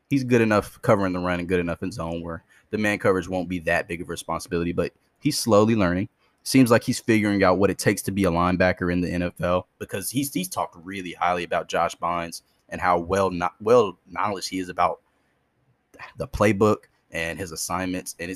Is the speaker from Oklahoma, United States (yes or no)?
no; Detroit, Michigan, United States; I'm from Detroit, so I'm a huge Michigan Wolverines fan